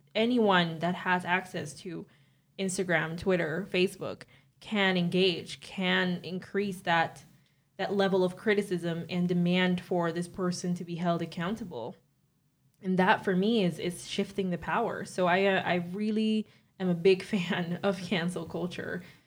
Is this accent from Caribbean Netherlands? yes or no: yes; Caribbean Netherlands; moved away as an adult; now in Netherlands; I'm twenty-three years old, and I'm from Bonaire. I've lived in the Netherlands for four years now